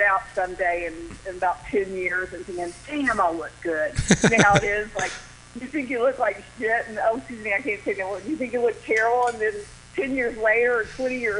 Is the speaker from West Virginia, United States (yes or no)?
yes; Princeton, West Virginia, United States; accent: Southern; moved away; also born or lived in Miami; I grew up in the most southern part of West Virginia in a little town called Princeton, and there were only 4,000 people in my hometown